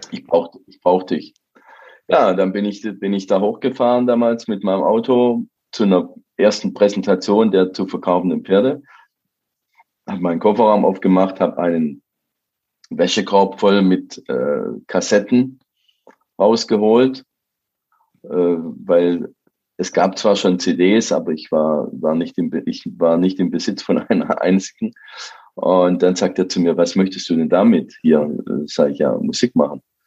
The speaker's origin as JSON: {"language": "German", "region": "Baden-Württemberg", "country": "Germany", "said": "ich komme ja aus Baden-Württemberg, wie man hört"}